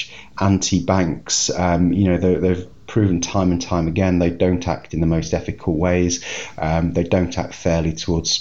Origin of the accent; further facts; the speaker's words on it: United Kingdom; being British